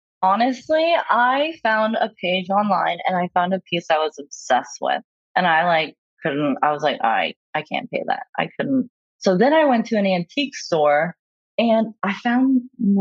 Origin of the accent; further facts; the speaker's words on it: Kansas, United States; I am from Kansas and I am from a conservative family